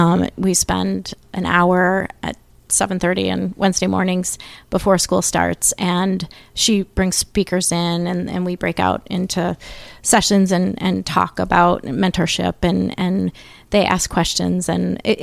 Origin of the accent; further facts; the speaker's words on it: Mendota Heights, Minnesota, United States; So I'm from St. Paul. {S0} Okay. {S5} Yeah. I grew up in Mendota Heights and lived here.